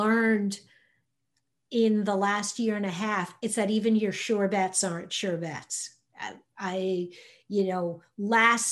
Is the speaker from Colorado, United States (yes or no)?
no; New York, United States; now in Indiana, United States; I'm originally from New York